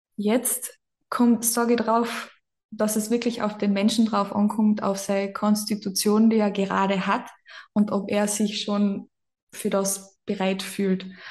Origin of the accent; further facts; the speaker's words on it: Carinthia, Austria; accent: Carinthian dialect; ich bin aus dem Süden Österreichs